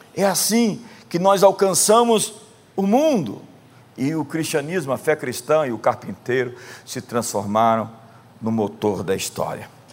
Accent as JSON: {"language": "Portuguese", "country": "Brazil", "said": "nós somos brasileiros"}